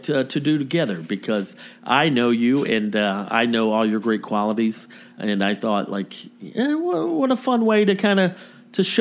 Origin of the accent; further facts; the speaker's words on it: Los Angeles, California, United States; Which is insane because we're from